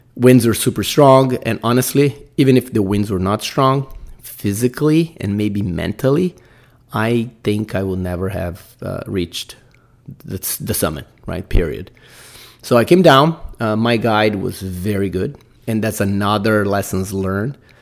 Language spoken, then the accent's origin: English; Brazil; English is a second language; I'm Brazilian, guys. I got to put up my accent